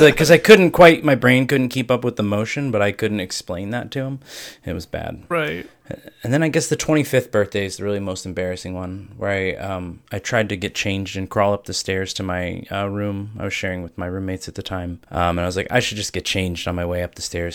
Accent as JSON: {"language": "English", "region": "Ohio", "country": "United States", "said": "I'm from Ohio"}